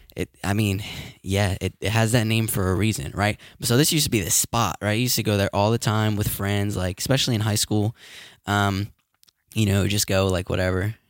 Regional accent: Bridgeton, New Jersey, United States; My hometown.

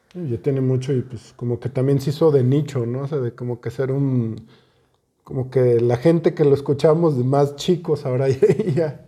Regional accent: Zacatecas, Mexico; somos de Zacatecas

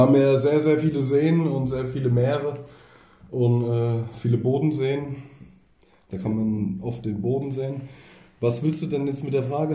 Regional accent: East Germany, Germany; wir kommen ja aus dem Osten, wir hatten wenig Geld

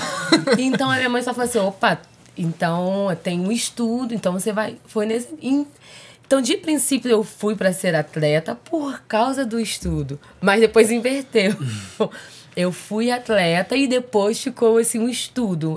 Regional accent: Rio de Janeiro, Brazil; now in Rio Claro, Brazil; carioca, porém, mais tô Rio Clarense do que carioca.

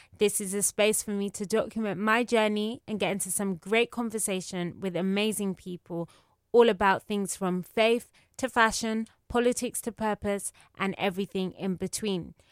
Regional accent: United Kingdom; I'm British Nigerian

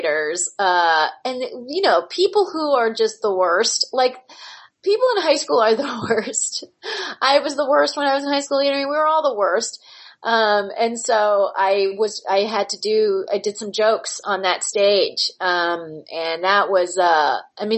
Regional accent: Palm Springs, California, United States; moved away; I grew up in Palm Springs, California. It's a weird resort town. I was a townie

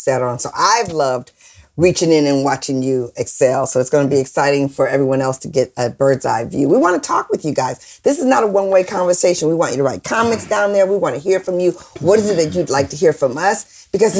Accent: Detroit, Michigan, United States; Born and raised in Detroit, Michigan

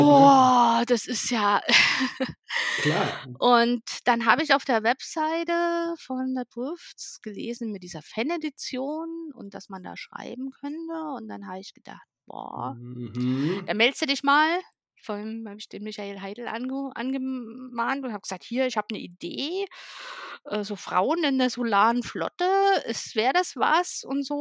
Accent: East Germany, Germany; ich komme ja aus dem Osten von Deutschland

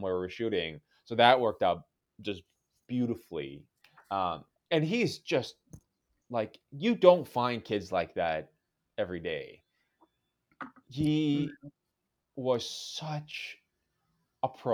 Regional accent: Victoria, British Columbia, Canada; the church I grew up going to in Victoria, BC

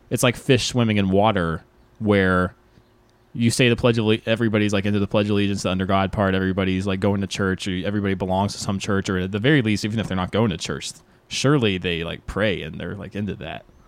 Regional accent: the South, United States; I grew up in the South

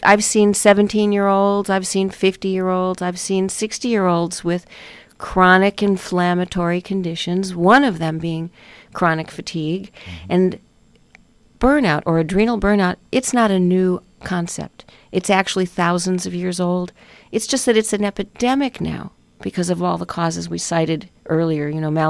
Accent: Chicago, Illinois, United States; now in Malibu, United States; because I'm from Chicago. I grew up there.

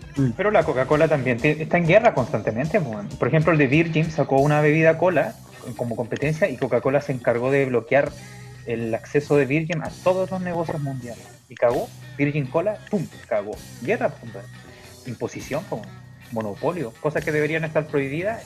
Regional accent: Chile; nosotros somos una civilización, la civilización chilena, y, el país chileno

